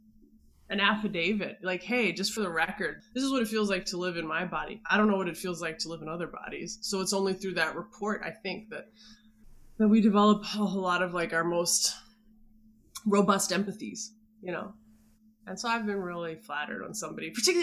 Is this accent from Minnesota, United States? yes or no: yes; Minneapolis, Minnesota, United States; I grew up in Minneapolis